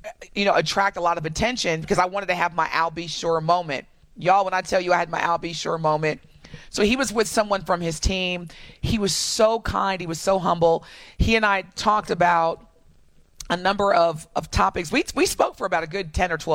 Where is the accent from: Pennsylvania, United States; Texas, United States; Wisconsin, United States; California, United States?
Wisconsin, United States; Milwaukee; I'm from Milwaukee